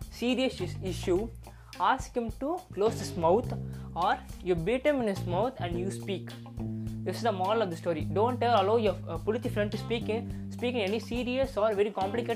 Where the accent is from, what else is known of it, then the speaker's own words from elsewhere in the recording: Chennai, Tamil Nadu, India; We both are typical Mailapur guys